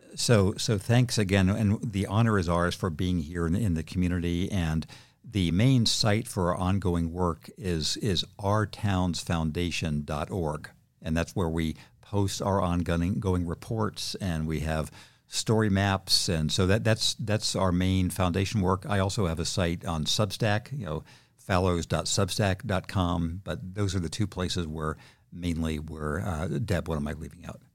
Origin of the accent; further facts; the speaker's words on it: Redlands, California, United States; my hometown of Redlands, California